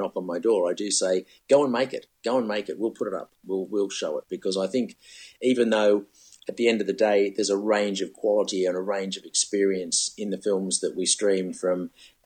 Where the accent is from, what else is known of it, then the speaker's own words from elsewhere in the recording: Sydney, New South Wales, Australia; moved away as an adult; now in Melbourne, Australia; When I first got to Melbourne, I was raised in Sydney, and I did my apprenticeship in TV stations in Sydney.